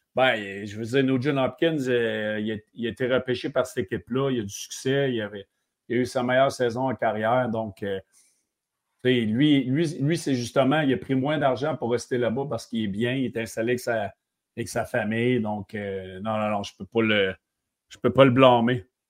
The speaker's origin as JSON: {"language": "French", "region": "Quebec", "country": "Canada", "said": "en étant Québec"}